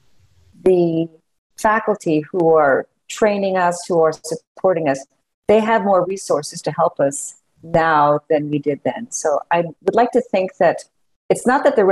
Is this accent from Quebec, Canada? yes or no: yes; Montreal, Quebec, Canada; moved away as an adult; also born or lived in Toronto; now in Kansas City, United States; I am Canadian. I also have a U.S. citizenship. So I went to McGill University in Montreal, which is still top schools in Canada